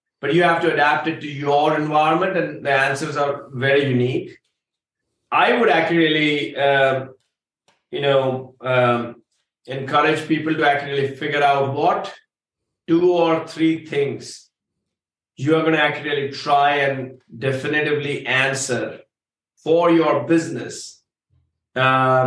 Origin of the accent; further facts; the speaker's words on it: India; I say that as an Indian. Cows are sacred from where I come from.